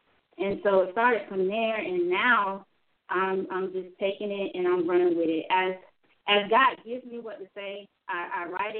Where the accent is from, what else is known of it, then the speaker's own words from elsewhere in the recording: Germany; born there; I was born in Germany, you know, being a military brat.